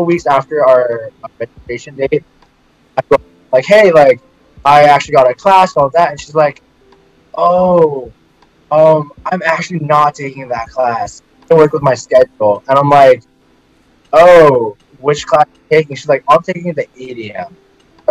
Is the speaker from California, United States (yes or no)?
yes; Silicon Valley, California, United States; moved away as an adult; also born or lived in Waco, Texas; Growing up in Silicon Valley